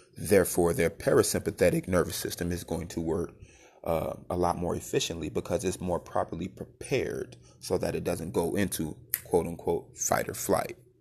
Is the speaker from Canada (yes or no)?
no; United States; As a young black man, growing up in the United States